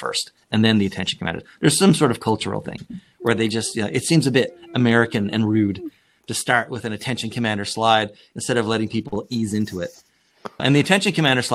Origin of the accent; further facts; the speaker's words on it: Canada; moved away; I'm originally from Canada